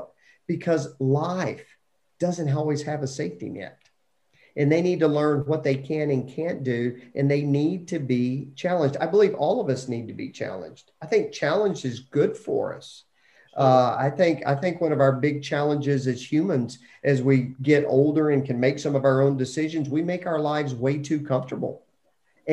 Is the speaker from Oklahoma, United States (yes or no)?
no; Lubbock, Texas, United States; growing up in Lubbock, Texas, you could jump on your bike and just ride wherever you wanted to go.